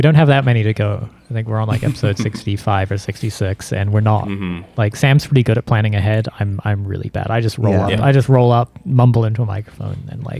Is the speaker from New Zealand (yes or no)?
yes; New Zealand; now in United States; I'm American born, New Zealand raised.